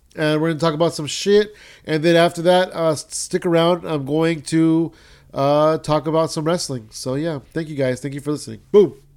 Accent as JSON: {"language": "English", "town": "San Jose", "region": "California", "country": "United States", "said": "I'm actually from San Jose, so I'm, I'm kinda local to that scene as well."}